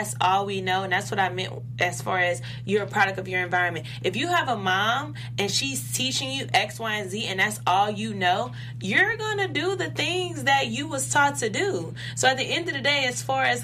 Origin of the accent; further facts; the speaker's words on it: the South, United States; I come from the South.